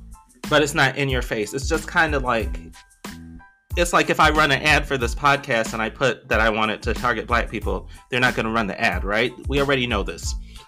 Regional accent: Belize; moved away; so I'm, you know, I'm originally from Belize. When my family moved here, we lived in this little basement apartment, right?

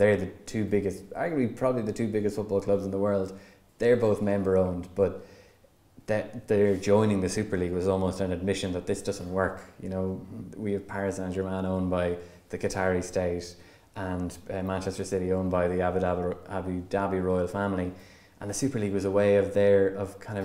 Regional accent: Longford, Leinster, Ireland; I'm originally from Longford, but mostly from a GAA family

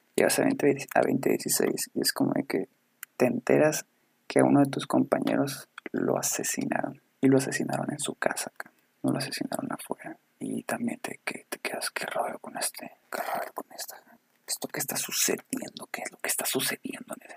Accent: Ciudad Obregón, Sonora, Mexico; somos de Sonora, para si alguien nos escucha en otro lado. Sonora, Ciudad de Obregón

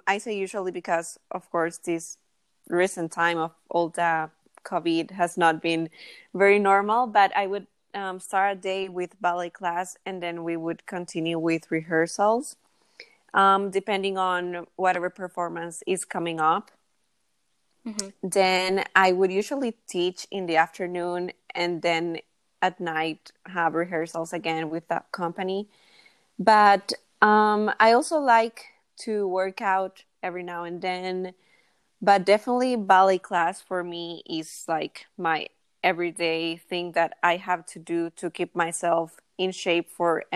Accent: San Salvador, El Salvador; I live in San Salvador, El Salvador, which is where I was born

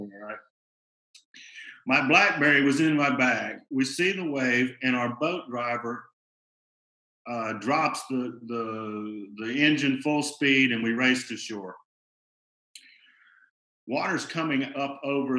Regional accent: Birmingham, Alabama, United States; I'm from Birmingham, Alabama

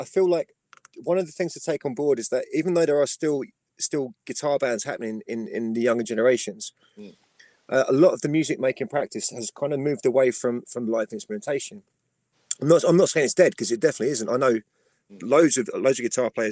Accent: Wallington, London, United Kingdom; I was still very much based in my hometown at that point. I was based in Wallington.

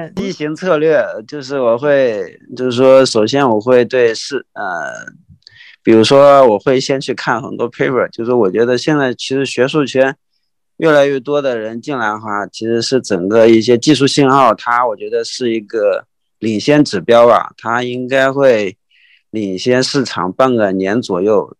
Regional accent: Wenzhou, Zhejiang, China; 我是温州人嘛

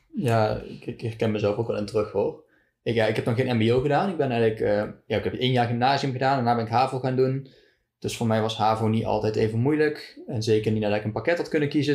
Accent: Deurne, North Brabant, Netherlands; Ik kom uit Deurne, een dorpje in Zuidoost-Brabant

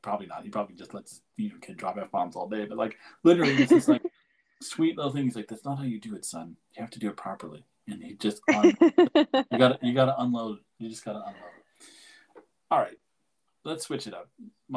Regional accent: Ottawa, Ontario, Canada; moved away as an adult; now in Toronto, Canada; I grew up in Ottawa

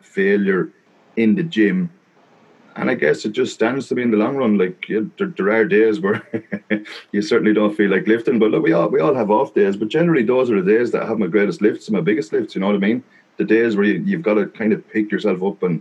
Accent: Wexford, Leinster, Ireland; also born or lived in Italy; I was born in Wexford, and pretty much of bar 1 year, we did live in Italy when I was 8 years old. We spent a year down there, but other than that, I pretty much grew up in Ireland, down the southeast of a little place called Wexford

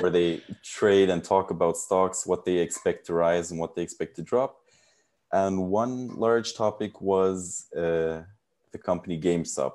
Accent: United States; now in Netherlands; I was born and raised in the United States, but my father is Turkish and my mother is German, so I speak all three languages

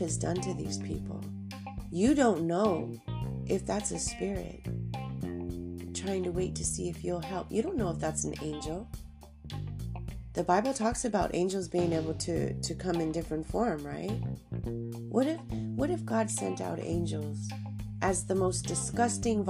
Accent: Southern California, United States; I grew up down in Southern California

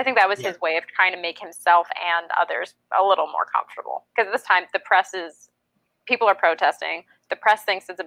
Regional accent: New Hampshire, United States; I'm from New Hampshire

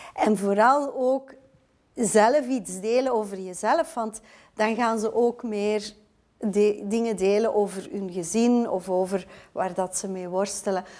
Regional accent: Belgium

